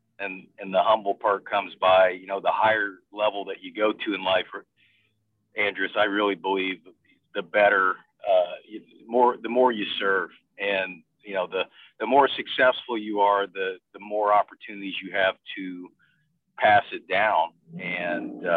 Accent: Bloomington, Indiana, United States; moved away; growing up in Bloomington, Indiana

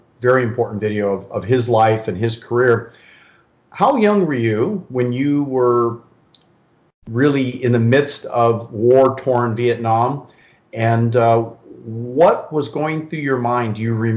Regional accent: California, United States; I'm really born and raised in California, lived here my whole life

